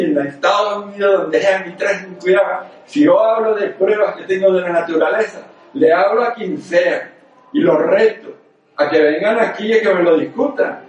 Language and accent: Spanish; near Zaragoza, Aragon, Spain; moved away; also born or lived in Venezuela / Canary Islands; Esto es en mi pueblo, a 20 kilómetros de Zaragoza